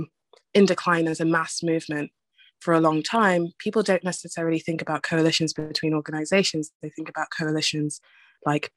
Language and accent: English; London, United Kingdom; I grew up in Newham, the most diverse borough in London